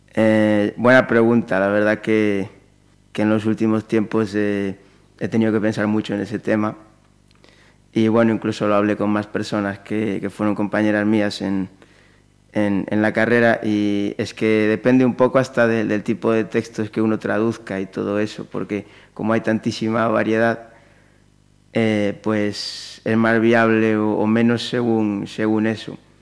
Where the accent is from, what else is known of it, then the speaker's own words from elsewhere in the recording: Pontevedra, Galicia, Spain; moved away as an adult; yo soy de aquí, de Pontevedra, de toda la vida y salvo años sueltos eh, por circunstancias puntuales, pues he vivido aquí toda mi vida hasta hace muy poquito que, me he ido